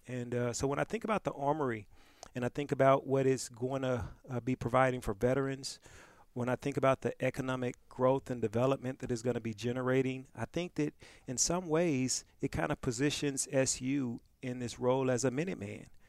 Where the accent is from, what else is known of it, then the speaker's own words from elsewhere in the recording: Pine Bluff, Arkansas, United States; moved away; also born or lived in New Orleans; I was born and raised in Pine Bluff, Arkansas